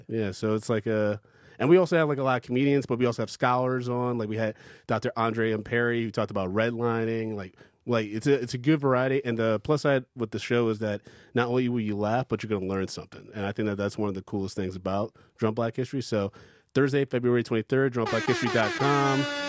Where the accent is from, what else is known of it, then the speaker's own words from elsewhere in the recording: Ann Arbor, Michigan, United States; moved away; I grew up in Ann Arbor